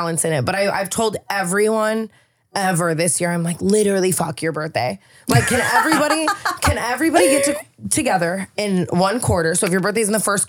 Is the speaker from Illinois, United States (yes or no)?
no; Las Vegas, Nevada, United States; now in California, United States; I'm from Vegas